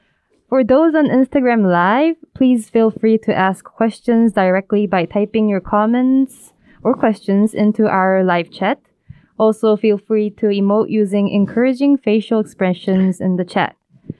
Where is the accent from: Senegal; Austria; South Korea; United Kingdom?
South Korea; Daegu; Oh, so I was born in Daegu.